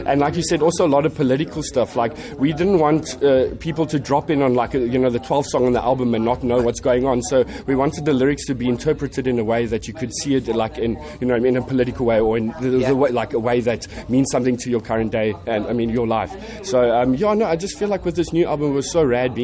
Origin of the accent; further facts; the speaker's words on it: South Africa; we come all the way from South Africa